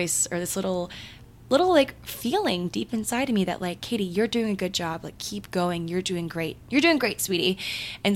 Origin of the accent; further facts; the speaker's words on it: Maryland, United States; moved away; my hometown in Maryland